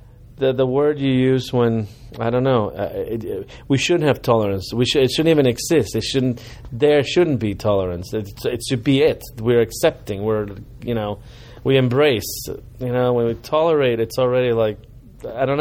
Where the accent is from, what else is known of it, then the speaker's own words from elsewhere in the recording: Cuba; now in United States; growing up in Cuba and growing up in America